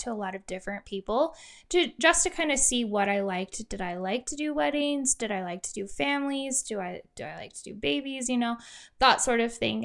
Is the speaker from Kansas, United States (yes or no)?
yes; Kansas, United States; moved away as an adult; also born or lived in Idaho; now in Utah, United States; I am originally from Kansas, and I was born and raised there. When I was eighteen, I moved to Idaho.